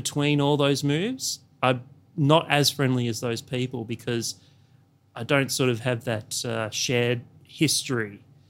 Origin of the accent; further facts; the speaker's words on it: Newcastle, New South Wales, Australia; also born or lived in Canberra / Yass; So I grew up all around Australia, lots of regional towns. So I was born in a place called Newcastle, in New South Wales. Then we moved to Canberra, and then from Canberra we moved to a town called Yass, which is sort of in between Canberra and Sydney.